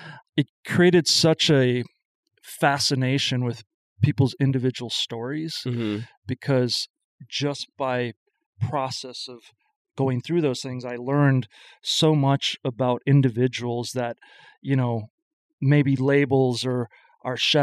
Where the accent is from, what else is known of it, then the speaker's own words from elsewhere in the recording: Madison, Wisconsin, United States; moved away; I'm originally from Madison, skipped around for a while and back